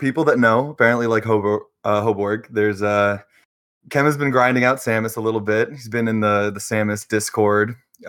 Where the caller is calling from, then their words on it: Michigan, United States; Calling in from Michigan.